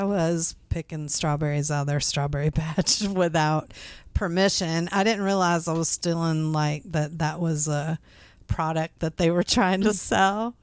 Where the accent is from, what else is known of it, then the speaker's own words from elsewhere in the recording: Midwest, United States; growing up in the Midwest